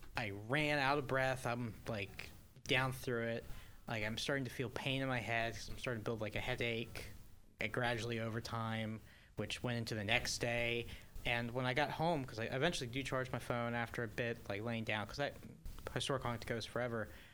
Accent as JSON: {"language": "English", "town": "Hagerstown", "region": "Maryland", "country": "United States", "said": "I'm from Hagerstown"}